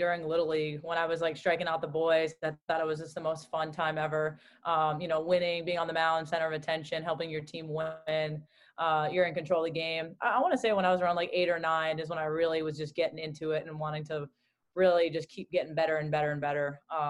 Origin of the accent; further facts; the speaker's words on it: Newton, Massachusetts, United States; growing up in Newton, Massachusetts. My dad just wanted to get me out of the house when the weather was nice